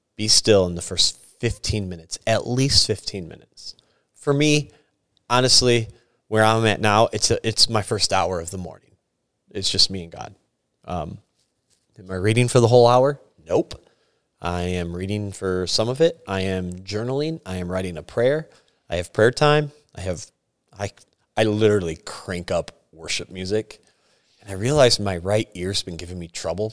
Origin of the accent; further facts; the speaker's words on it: Sturgis, United States; moved away; I am from Sturgis. This was my church I grew up